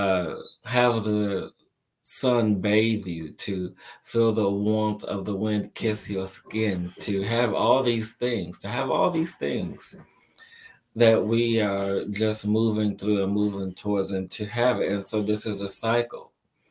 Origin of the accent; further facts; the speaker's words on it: Chicago, Illinois, United States; moved away; also born or lived in New York; me growing up in Chicago and living in New York for a period of time